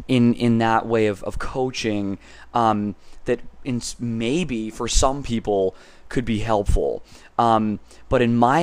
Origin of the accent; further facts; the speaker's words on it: Massachusetts, United States; moved away as an adult; now in California, United States; And then I came to California from Massachusetts to pursue a degree at Concordia University in Irvine in behavioral sciences